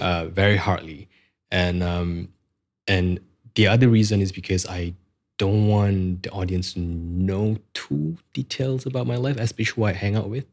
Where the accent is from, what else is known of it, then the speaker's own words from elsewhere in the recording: Malaysia; English is a second language; we are Malaysian